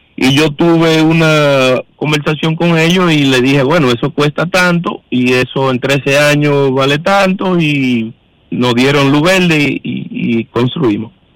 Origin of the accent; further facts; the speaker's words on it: Dominican Republic; somos dominicanos